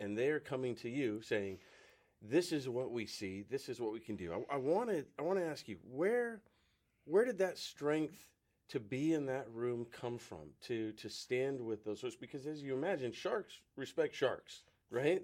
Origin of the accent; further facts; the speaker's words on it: West Coast, United States; moved away; I'm from the West Coast